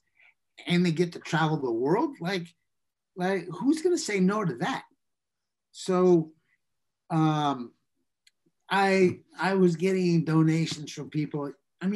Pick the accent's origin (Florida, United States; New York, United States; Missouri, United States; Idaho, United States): New York, United States; growing up in New York